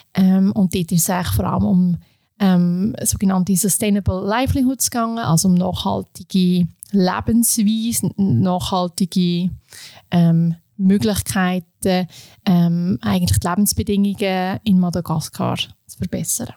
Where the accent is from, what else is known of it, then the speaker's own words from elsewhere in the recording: Beinwil am See, Aargau, Switzerland; also born or lived in Indonesia; now in Aarau, Switzerland; Ich komme ursprünglich aus dem Aargau, ähm, aus Beinwil am See. Dort bin ich aufgewachsen